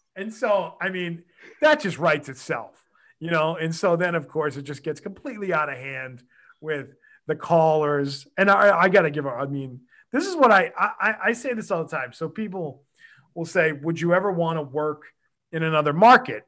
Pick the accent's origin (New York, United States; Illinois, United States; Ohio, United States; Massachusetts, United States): Massachusetts, United States; Quincy; I grew up in Quincy. I lived there my whole life.